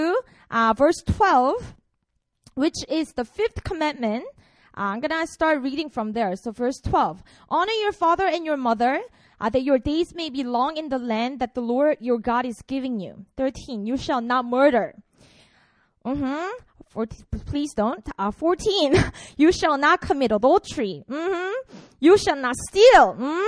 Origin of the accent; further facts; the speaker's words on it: Busan, South Korea; I'm from Korea. I was born and raised in Busan